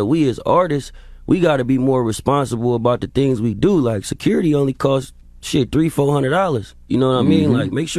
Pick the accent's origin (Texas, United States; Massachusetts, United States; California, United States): California, United States; So the first thing you got to realize, I'm from the Bay Area.